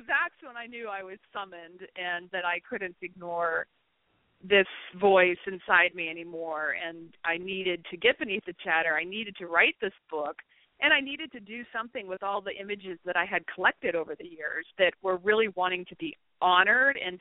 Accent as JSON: {"language": "English", "region": "Pennsylvania", "country": "United States", "tie": "born or raised there", "moved": "yes", "said": "I grew up in Pennsylvania"}